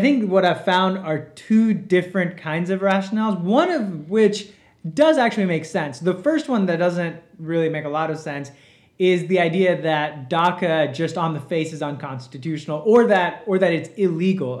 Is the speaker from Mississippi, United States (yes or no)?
yes; Mississippi, United States; also born or lived in India / Georgia; I've grown up in Mississippi